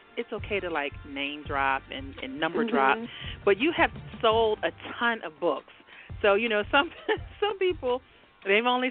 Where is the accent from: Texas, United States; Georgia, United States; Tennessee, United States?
Georgia, United States; Milledgeville; now in Richmond, United States; I was born in Milledgeville, Georgia